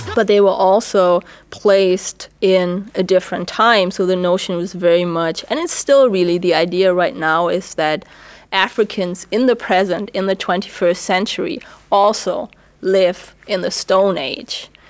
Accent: Germany; English is a second language; moved away as an adult; now in United States; the experience for me and for many other black Germans

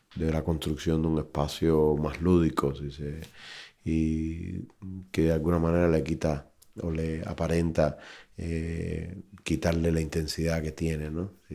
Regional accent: Cuba; moved away as an adult; also born or lived in Brazil; now in Madrid, Spain; Me fui de Cuba en el año 2006, me fui a Brasil con una residencia y luego decidimos establecernos aquí

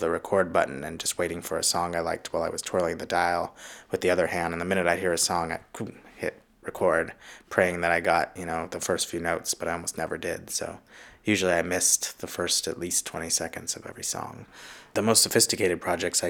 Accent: Los Angeles, California, United States; I grew up in Los Angeles

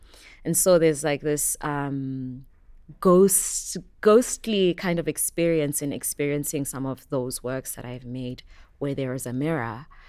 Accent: Soweto, Gauteng, South Africa; I grew up in Soweto in Johannesburg. This was not really normal for us.

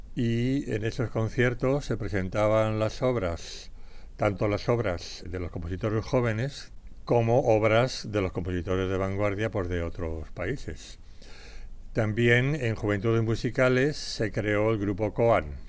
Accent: Madrid, Community of Madrid, Spain; Nací en Madrid el 5 de enero de 1941. O sea, fui muy realmente un regalito de, Reyes para mi familia. Por tanto, crecí en este Madrid

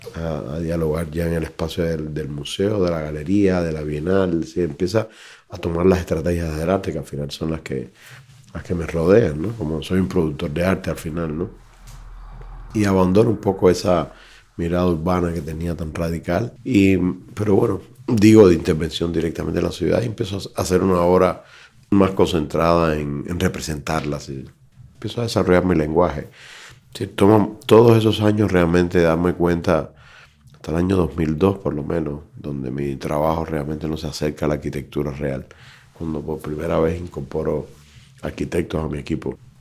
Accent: Cuba; moved away as an adult; sabiendo que soy cubano

